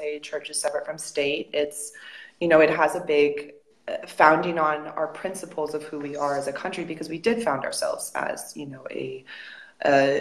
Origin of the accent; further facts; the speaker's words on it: United States; moved away as an adult; also born or lived in Spain; when I said I was from America, or even when I didn't and they heard my accent